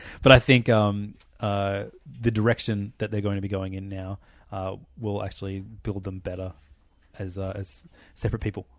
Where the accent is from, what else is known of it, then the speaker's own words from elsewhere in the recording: Australia; I'm Australian